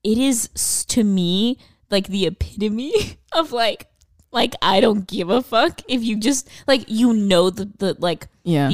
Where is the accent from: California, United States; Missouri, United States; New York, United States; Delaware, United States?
California, United States; Los Angeles; growing up in Los Angeles